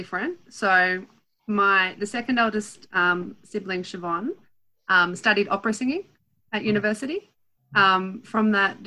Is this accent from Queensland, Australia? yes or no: no; Sydney, New South Wales, Australia; I grew up in Sydney.